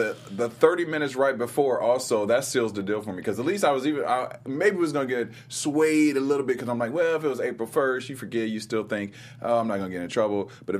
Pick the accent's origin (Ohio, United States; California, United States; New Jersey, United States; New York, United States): Ohio, United States; moved away; Well, I grew up in Ohio